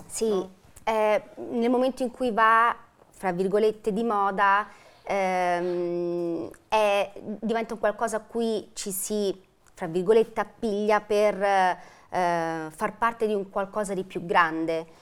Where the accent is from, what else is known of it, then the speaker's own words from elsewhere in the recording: Velletri, Lazio, Italy; sono di Velletri, della provincia di Roma.